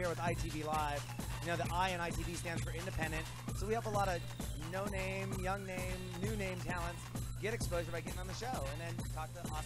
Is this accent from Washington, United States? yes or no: yes; Seattle, Washington, United States; I love Seattle. It's my hometown